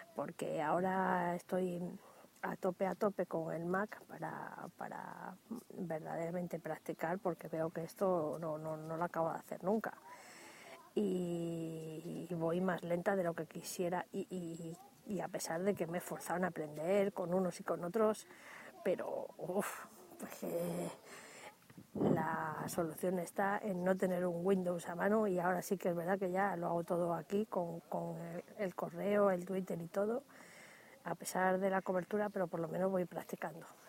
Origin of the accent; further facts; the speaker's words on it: Dúrcal, Andalusia, Spain; en Andalucía, que es donde me corresponde a mí, puesto que yo soy de Durcal